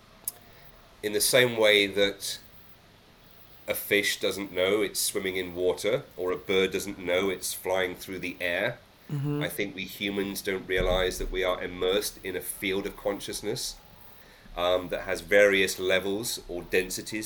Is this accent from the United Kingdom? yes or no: yes; England, United Kingdom; I think as a Brit, as an Englishman